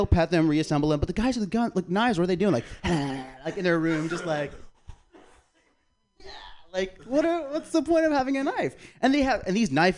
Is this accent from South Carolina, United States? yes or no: yes; South Carolina, United States; moved away; I'm from South Carolina